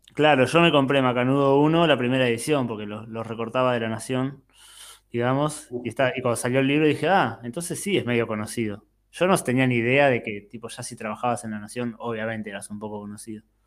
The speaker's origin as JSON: {"language": "Spanish", "town": "Bahía Blanca", "region": "Buenos Aires Province", "country": "Argentina", "tie": "born or raised there", "moved": "as an adult", "lives_now": "Montevideo, Uruguay", "said": "Yo viví toda mi vida en Bahía Blanca, hasta los 32 años y de ahí me vine a vivir a Montevideo"}